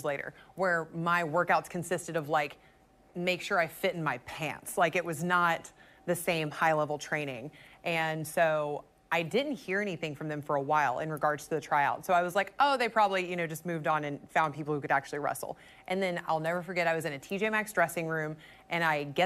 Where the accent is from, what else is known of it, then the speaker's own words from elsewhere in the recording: Rock Hill, South Carolina, United States; I was from Rock Hill